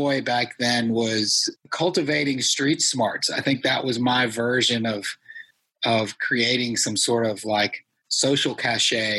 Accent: United States; I'm first generation Indian American

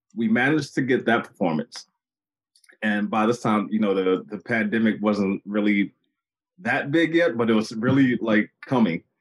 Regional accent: Baltimore, Maryland, United States; my hometown of Baltimore

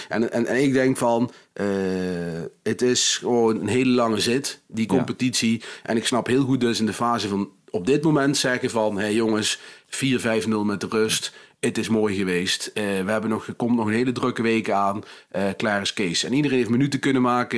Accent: NEC-land, Gelderland, Netherlands; ik kom natuurlijk uit NEC-land

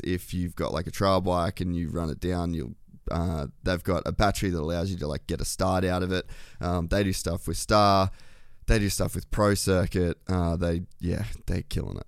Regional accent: Queensland, Australia; moved away; also born or lived in Temecula, California; I grew up in Australia, there's, like, I grew up on, like, the Great Barrier Reef

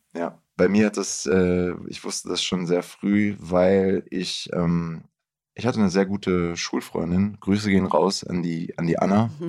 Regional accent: Bielefeld, North Rhine-Westphalia, Germany; ich bin ja auch in Bielefeld aufgewachsen

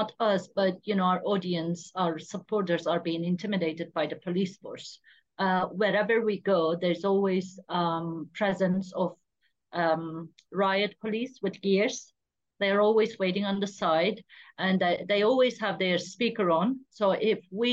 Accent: Diyarbakır, Diyarbakır Province, Turkey; Diyarbakır, my hometown, where I'm from exactly

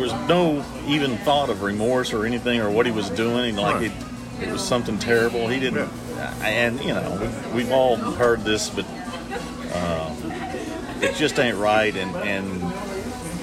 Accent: Dallas, Texas, United States; I grew up in Dallas and went to all public schools in DISD

